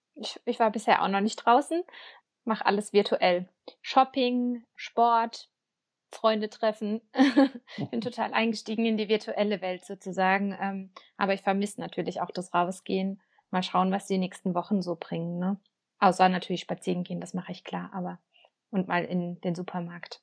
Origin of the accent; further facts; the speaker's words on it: Baden-Württemberg, Germany; Ich komme ja auch aus Bavü